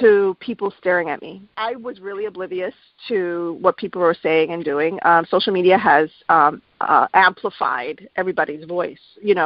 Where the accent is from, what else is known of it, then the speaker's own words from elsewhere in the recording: New York, United States; also born or lived in Miami, Florida; I'm a New Yorker